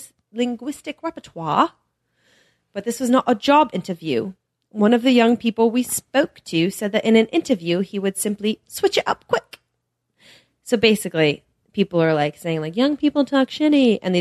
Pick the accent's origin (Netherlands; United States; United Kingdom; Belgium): United Kingdom; Do you know I'm British?